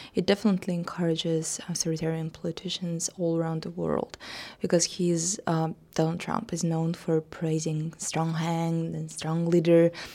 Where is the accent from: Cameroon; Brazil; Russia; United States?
Russia; came to my hometown, a little small provincial, uh, town in Russia